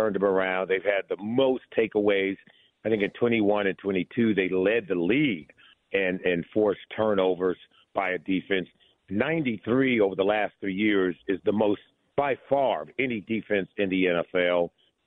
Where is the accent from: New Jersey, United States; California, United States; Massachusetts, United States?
California, United States; Los Angeles; moved away; I grew up in Los Angeles